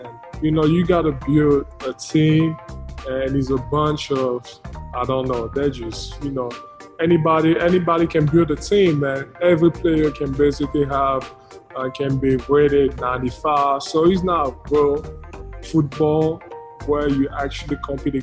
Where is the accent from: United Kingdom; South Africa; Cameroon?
Cameroon; moved away; growing up in Africa, in Cameroon